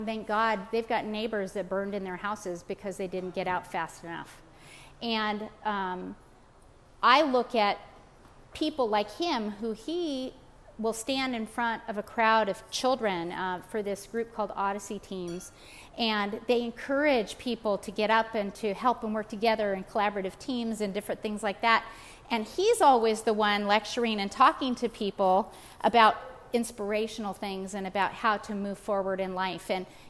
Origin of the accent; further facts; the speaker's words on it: California, United States; moved away; because I was from California, I moved out here about 2.5 years ago